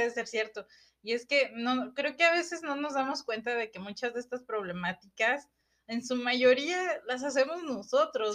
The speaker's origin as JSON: {"language": "Spanish", "country": "Mexico", "said": "aquí en México"}